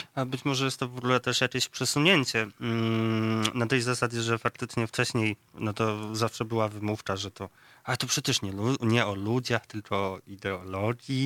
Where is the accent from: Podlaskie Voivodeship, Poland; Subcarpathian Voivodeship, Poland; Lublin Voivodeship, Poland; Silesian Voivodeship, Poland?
Lublin Voivodeship, Poland; near Ryki County; powiatu ryckiego, y, bardzo niedalekiego zresztą moim rodzinnym stronom